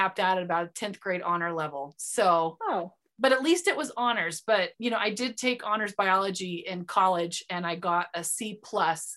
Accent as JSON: {"language": "English", "country": "United States", "accent": "American", "first_language": "English"}